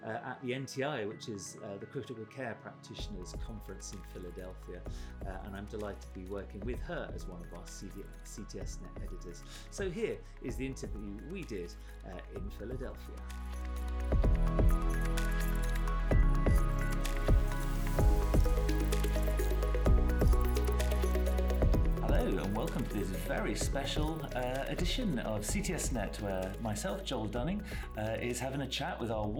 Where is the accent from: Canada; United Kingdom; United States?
United Kingdom; as a Brit